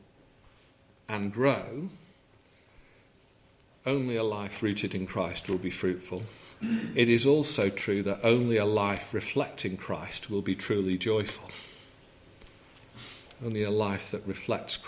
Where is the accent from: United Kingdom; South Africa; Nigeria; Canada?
United Kingdom; England; we're English